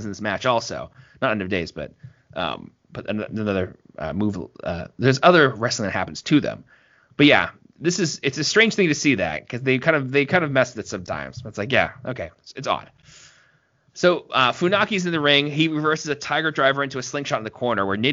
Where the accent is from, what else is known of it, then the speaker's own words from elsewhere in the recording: Canada; I'm Canadian